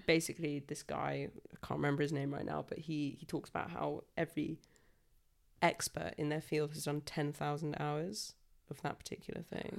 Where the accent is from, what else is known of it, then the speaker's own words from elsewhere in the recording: Salisbury, South West England, United Kingdom; I'm twenty-four and I'm from Salisbury.